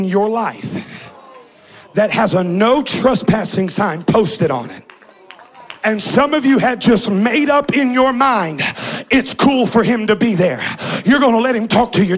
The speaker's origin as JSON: {"language": "English", "region": "Southern California", "country": "United States", "tie": "born or raised there", "moved": "yes", "said": "I grew up in California"}